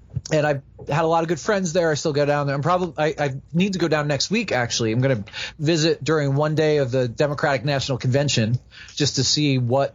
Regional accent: New Jersey, United States; moved away as an adult; also born or lived in Wooster, Ohio / Philadelphia; I grew up in New Jersey. I kind of knew New Jersey, New York, Philadelphia, the whole kind of East Coast area.

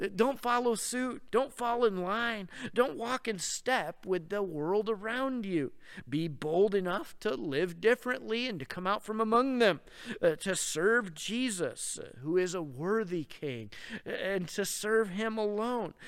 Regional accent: Rochester, New York, United States; now in Oregon, United States; I grew up in Rochester

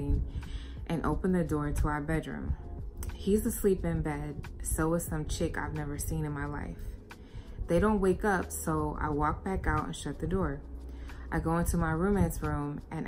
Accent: United States; where I grew up in the United States

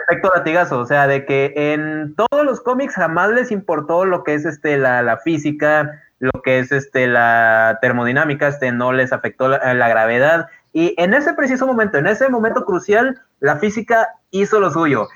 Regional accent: Guadalupe, Nuevo León, Mexico; no soy de Monterrey, soy de Guadalupe

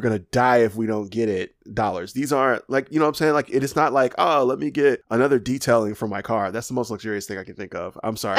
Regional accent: Alabama, United States; I'm from Alabama

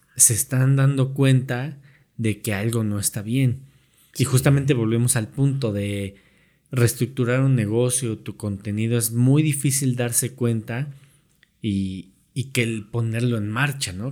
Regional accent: Mexico

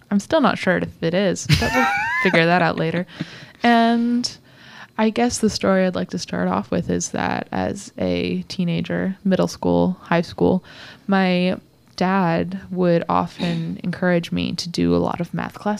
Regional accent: Indiana, United States; accent: neutral American; moved away; also born or lived in Michigan / Seattle; I grew up in the Midwest, so Michigan, Indiana area, Indiana

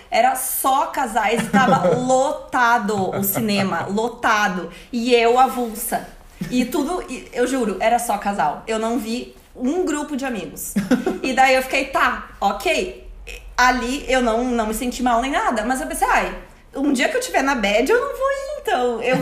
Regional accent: Brazil; todo mundo diz: gente, a gente é brasileiro a gente já vive num lugar perigoso, com assaltos e tudo mais.

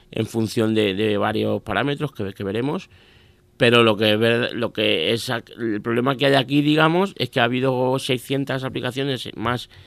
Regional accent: Miguel Esteban, Castilla-La Mancha, Spain; yo cuando la pusieron en mi pueblo, ya todos los pueblos de alrededor, evidentemente, Alcázar, bueno, yo soy de Miguel Esteban, no sé si lo he dicho

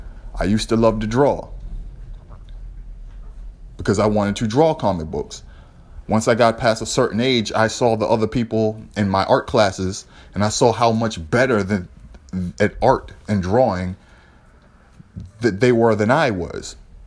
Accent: New York, United States; I found out later when I was growing up in New York that there was a guy at a record store who had written down a book of breaks

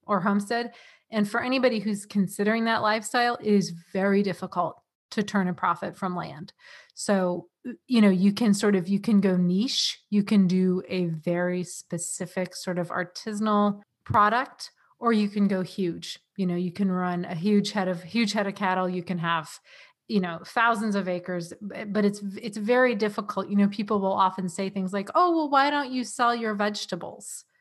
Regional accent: San Diego, California, United States; moved away as an adult; also born or lived in New England; now in Vermont, United States; I am from San Diego, California

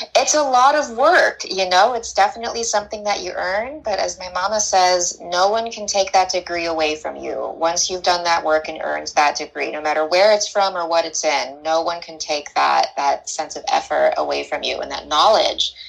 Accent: Northern California, United States; also born or lived in Santa Barbara / Mexico; now in Los Angeles, United States; I'm from Northern California

